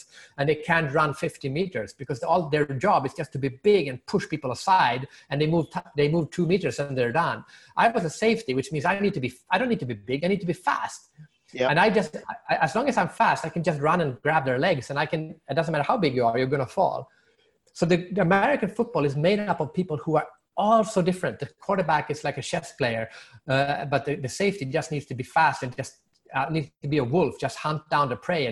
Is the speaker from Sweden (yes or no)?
yes; Sweden; I'm from Sweden and I'm Swedish